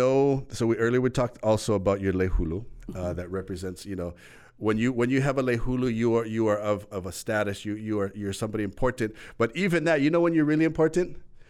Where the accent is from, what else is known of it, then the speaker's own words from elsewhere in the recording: Hawaii, United States; As a Kanaka, as a Hawaiian, pule to us is if you can explain in your mana'o.